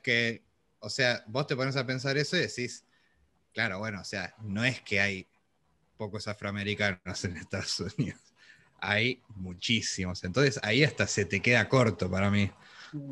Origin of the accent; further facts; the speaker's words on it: Argentina; nosotros somos argentinos